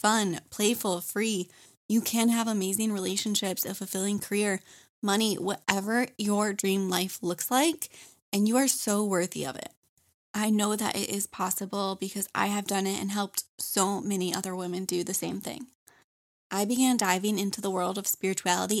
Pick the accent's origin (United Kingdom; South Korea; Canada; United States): United States; Michigan; now in North Carolina, United States; I live in North Carolina, but I was born and raised in Michigan